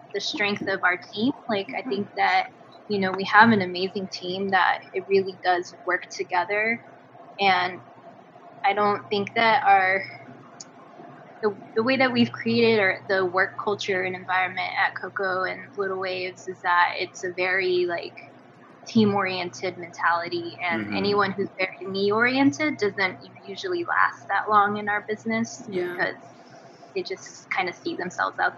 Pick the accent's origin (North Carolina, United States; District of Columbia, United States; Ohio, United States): North Carolina, United States; Cherokee; also born or lived in Tijuana, Mexico / San Antonio, Texas / Durham, North Carolina; when I was 10, we moved from San Antonio to Cherokee, North Carolina